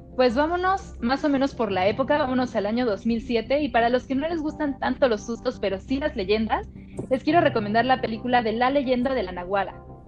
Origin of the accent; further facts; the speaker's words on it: Mexico City, Mexico; quienes somos de la Ciudad de México